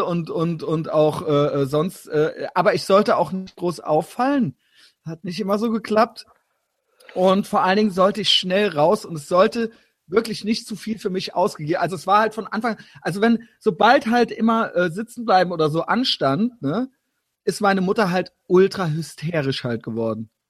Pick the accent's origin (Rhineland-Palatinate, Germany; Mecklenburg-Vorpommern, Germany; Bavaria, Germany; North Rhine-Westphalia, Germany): Rhineland-Palatinate, Germany; Koblenz; moved away; ich komme ja da unten aus dem Spundloch des Rheinlands